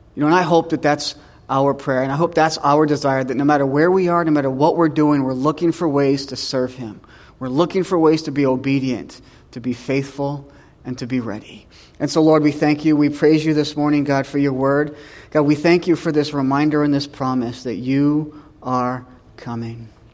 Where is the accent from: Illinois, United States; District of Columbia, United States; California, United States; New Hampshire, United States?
New Hampshire, United States; moved away; I'm from New Hampshire